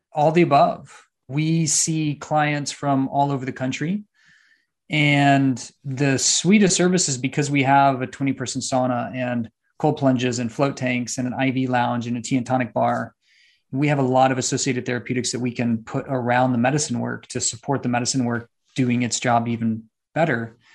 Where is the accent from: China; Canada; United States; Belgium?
United States; San Antonio, Texas; also born or lived in Austin, Texas; Right now, I'm in Austin, Texas, back home. I'm from San Antonio and Austin.